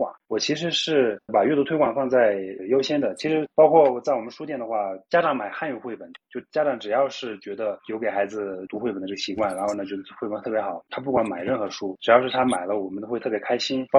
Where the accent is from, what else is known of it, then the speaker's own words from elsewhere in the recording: Shigatse, Tibet, China; now in Lhasa, China; 从日喀则我老家呀、山南呀别的地方过来